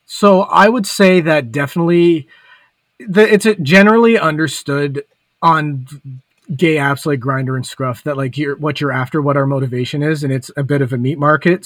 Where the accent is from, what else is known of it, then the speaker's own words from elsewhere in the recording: Hamilton, Ontario, Canada; moved away; back when I still lived in Hamilton, so like my hometown